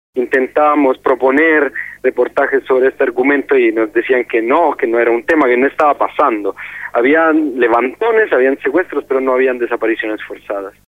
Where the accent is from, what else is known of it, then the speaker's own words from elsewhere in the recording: Italy; moved away as an adult; now in Mexico; soy un periodista italiano y llevo siete años trabajando en, México desde principios de 2009.